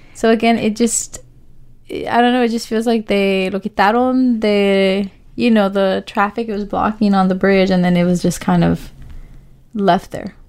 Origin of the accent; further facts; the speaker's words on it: Oakland, California, United States; we are from the East Side. We are women of color, you know? So this is our community.